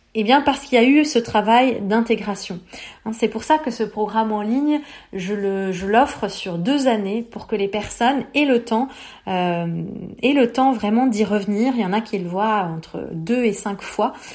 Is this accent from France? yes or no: no; Beirut, Beirut Governorate, Lebanon; j'ai grandi à Beyrouth en pleine guerre